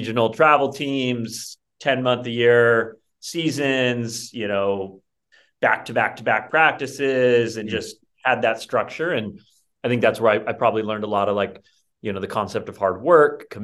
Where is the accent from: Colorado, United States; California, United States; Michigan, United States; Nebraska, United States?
California, United States; Rocklin; I grew up in the suburbs of Sacramento, little town called Rockland